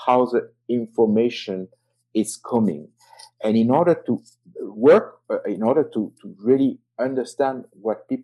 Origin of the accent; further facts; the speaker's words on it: south of France, France; accent: French; English is a second language; moved away as an adult; I was living in, as you can hear, I'm French, and I was living in the south of France. Going to Paris was a journey. I mean, it was like 8 hours train from my hometown